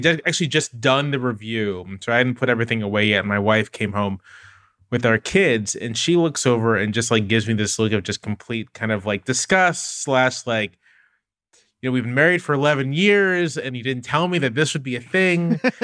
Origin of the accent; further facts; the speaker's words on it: Virginia Beach, Virginia, United States; I grew up in Virginia Beach, Virginia. My parents were in the military.